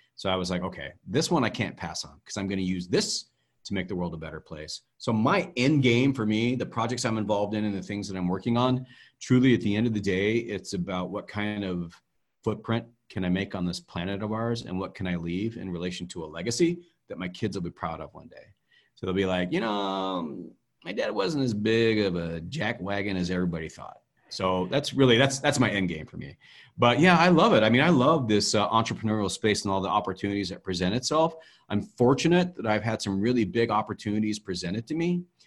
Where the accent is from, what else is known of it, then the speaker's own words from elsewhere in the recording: Idaho, United States; Growing up in Idaho, in the day and age that we lived in, there were no black people